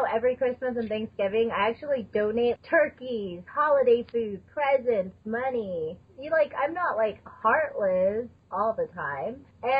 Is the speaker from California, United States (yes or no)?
no; Texas, United States; now in Colorado, United States; I'm from Texas...